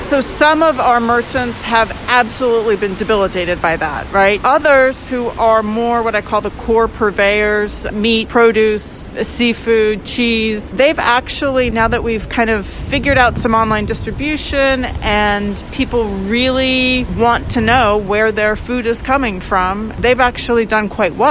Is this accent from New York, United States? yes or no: no; Alaska, United States; moved away as an adult; now in Philadelphia, United States; I grew up in Alaska. I'm a third generation Alaskan.